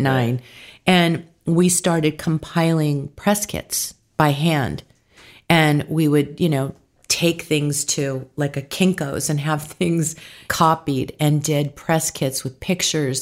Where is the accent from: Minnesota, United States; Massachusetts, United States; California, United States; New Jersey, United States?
California, United States; San Diego; now in Hidden Hills, United States; I was born in San Diego, California